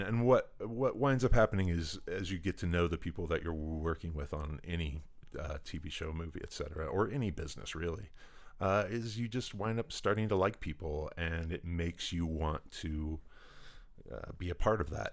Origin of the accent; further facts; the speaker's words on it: Indianapolis, Indiana, United States; I grew up in Indianapolis, Indiana